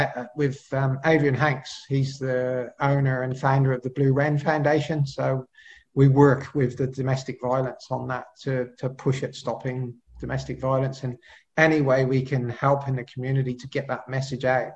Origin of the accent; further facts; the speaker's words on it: Cheltenham, South West England, United Kingdom; accent: Pommy; now in Australia; I'm originally from the UK, so you can sort of probably tell from my Pommy accent there that I was born in Cheltenham, 1966